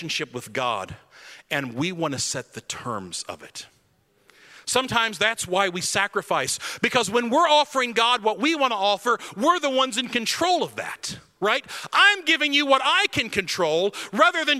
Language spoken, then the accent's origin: English; United States; I'm an American, like, 21-year-old kid